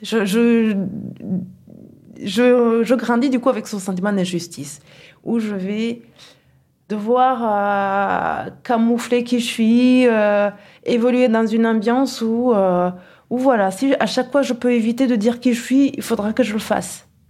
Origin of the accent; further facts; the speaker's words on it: Kigali, Rwanda; now in Toulouse, France; Nous avons grandi à Kigali dans un climat familial euh, très doux